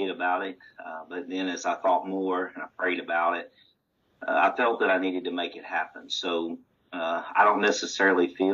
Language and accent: English; Stuttgart, Arkansas, United States; moved away as an adult; now in Sebastopol, Mississippi, United States; Growing up, I received a solid foundation and a love for this precious truth at Stuttgart, Arkansas